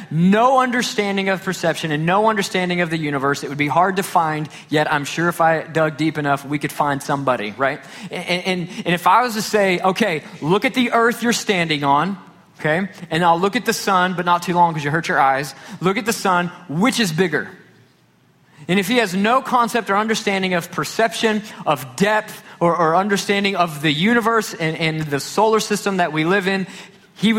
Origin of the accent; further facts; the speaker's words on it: Garland, Texas, United States; growing up here in North Texas, growing up in Garland